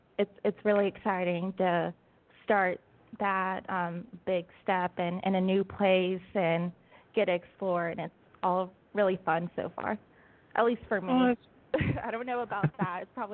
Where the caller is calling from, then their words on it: Alabama, United States; So I'm calling you from Alabama. I just moved down here a couple of weeks ago.